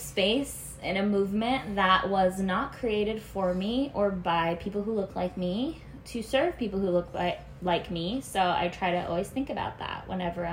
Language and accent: English; New Jersey, United States; I grew up in a small town in New Jersey